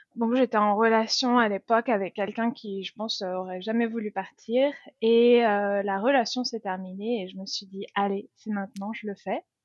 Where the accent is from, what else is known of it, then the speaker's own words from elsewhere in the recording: France; accent: French; moved away as an adult; now in Christchurch, New Zealand; mon accent français